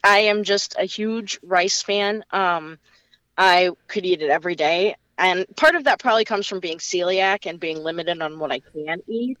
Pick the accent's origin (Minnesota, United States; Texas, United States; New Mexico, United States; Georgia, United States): Minnesota, United States; now in Maryland, United States; I'm from Minnesota